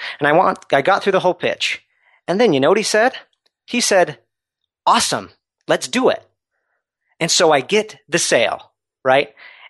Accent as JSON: {"language": "English", "region": "Utah", "country": "United States", "said": "I'm from Utah originally, and I went out to Southern California"}